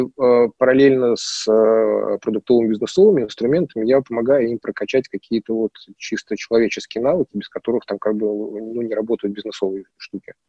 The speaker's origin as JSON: {"language": "Russian", "region": "Moscow", "country": "Russia", "tie": "born or raised there", "moved": "as an adult", "lives_now": "Tver, Russia", "said": "я считал себя прям москвичом-москвичом, да, потому что, ну, как бы я там прям коренной там многих поколениях"}